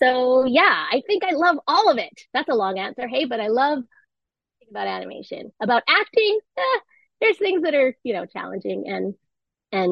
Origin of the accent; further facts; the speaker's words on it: Vancouver, British Columbia, Canada; moved away as an adult; also born or lived in New York; I came home because Vancouver's my hometown